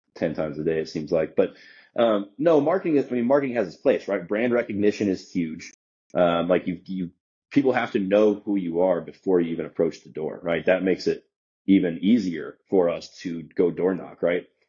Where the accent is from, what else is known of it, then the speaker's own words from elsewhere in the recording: Omaha, Nebraska, United States; moved away as an adult; also born or lived in Des Moines, Iowa / Kansas City; I grew up in Omaha, Nebraska, right? So I spent you know 22 ish years there.